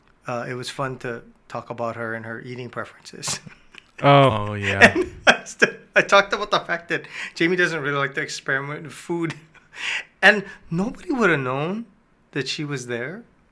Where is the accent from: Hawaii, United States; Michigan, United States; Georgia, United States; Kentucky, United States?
Hawaii, United States; we're from Hawaii.